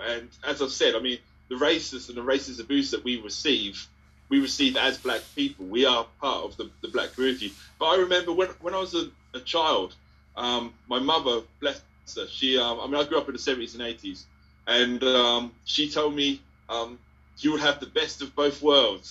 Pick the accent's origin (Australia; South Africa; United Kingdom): United Kingdom; Ipswich, East of England; I'm from Ipswich